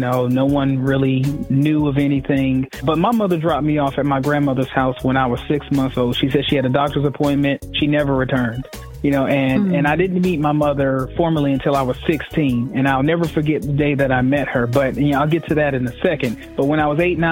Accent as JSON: {"language": "English", "town": "Fayetteville", "region": "North Carolina", "country": "United States", "tie": "born or raised there", "said": "I'm just a kid from Fayetteville, North Carolina. I grew up in Fayetteville's poorest community"}